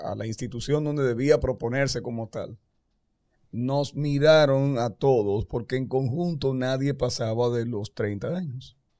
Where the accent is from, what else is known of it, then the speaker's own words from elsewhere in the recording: Dominican Republic; nosotros. como, los dominicanos